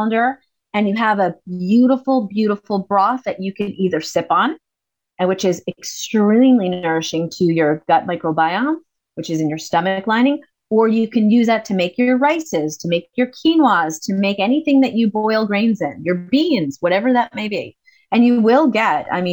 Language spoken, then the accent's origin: English; United States; I'm American